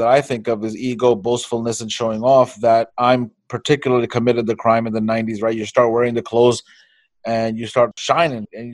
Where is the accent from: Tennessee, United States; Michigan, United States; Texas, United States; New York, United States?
New York, United States; I think we're from New York